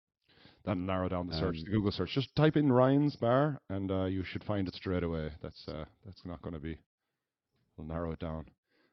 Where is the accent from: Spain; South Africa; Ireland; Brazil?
Ireland; Is that now us being two Irish people?